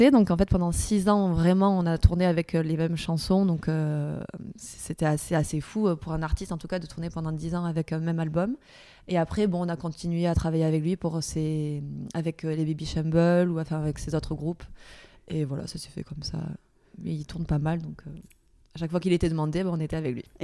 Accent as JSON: {"language": "French", "town": "Perpignan", "region": "Occitania", "country": "France", "also_born_or_lived": "Paris", "accent": "southern", "said": "31 ans et je viens de Perpignan, dans le sud de la France."}